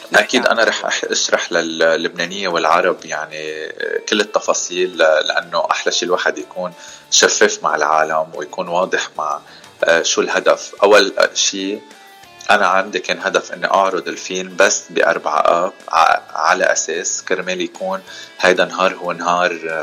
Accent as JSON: {"language": "Arabic", "country": "Lebanon", "moved": "as an adult", "lives_now": "Los Angeles, United States", "said": "انا من لبنان"}